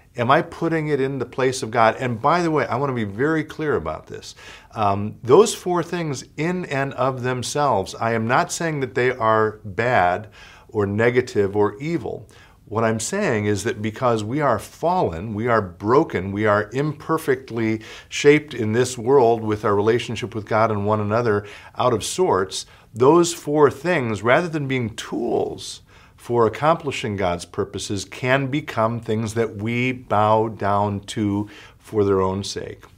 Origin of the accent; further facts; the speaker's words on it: United States; in our marrow of our bones as American